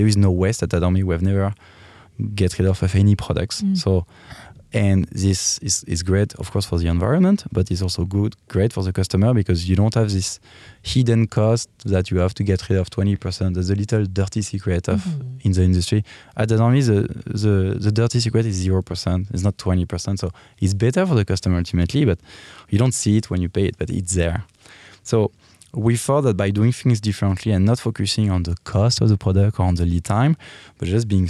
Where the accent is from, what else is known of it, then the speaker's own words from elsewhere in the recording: Paris, Île-de-France, France; English is a second language; I'm from France, as you can hear. And I'm from Paris, so the Parisian.